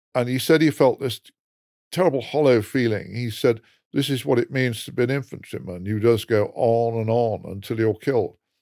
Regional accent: England, United Kingdom; I'm English

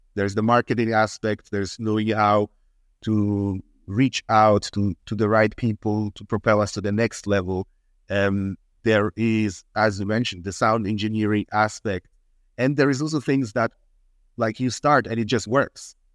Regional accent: Switzerland; moved away; also born or lived in Ghana; I'm half Ghanaian, half Swiss. I mainly grew up in Switzerland

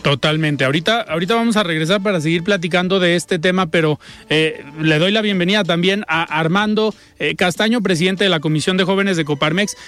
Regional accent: Mexico

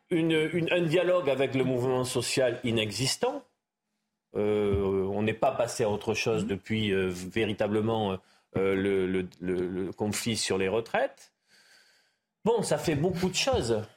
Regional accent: Béarn, Nouvelle-Aquitaine, France; chez moi en Béarn

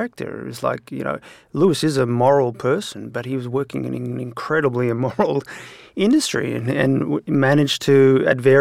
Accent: Sydney, New South Wales, Australia; grew up in Balmain here in Sydney

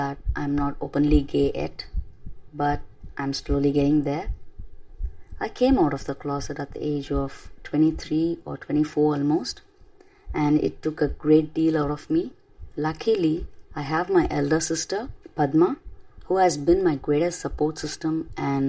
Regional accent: Chennai, Tamil Nadu, India; first language Tamil; English is a second language; My mother tongue is Tamil, I'm going to give you an insight about my hometown, Chennai City.

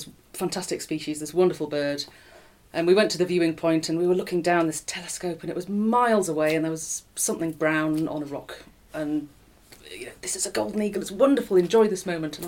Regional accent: Durham, North East England, United Kingdom; moved away as an adult; I am from Durham, County Durham, northeast. I grew up there

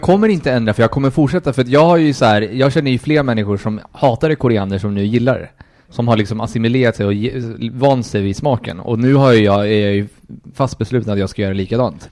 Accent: Colombia; moved away; jag är från Colombia

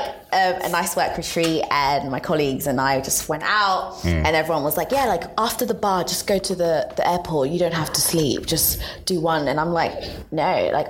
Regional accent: Zanzibar, Tanzania; I'm from Zanzibar

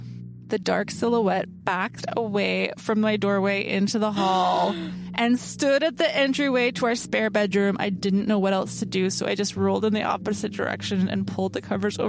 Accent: Gold Hill, Oregon, United States; Gold Hill is my hometown. It's a very small town of about 1,000 people in Southern Oregon. I grew up there

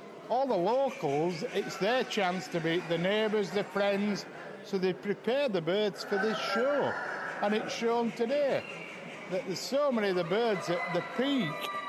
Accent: Huddersfield, Yorkshire and the Humber, United Kingdom; I come from Huddersfield in West Yorkshire

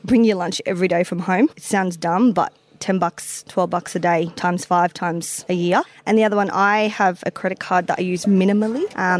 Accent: Sydney, New South Wales, Australia; I'm 29. I'm from Sydney. Lived in Sydney my whole life.

